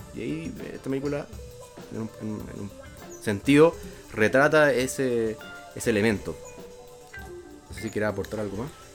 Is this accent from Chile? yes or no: yes; Chile; como chilenos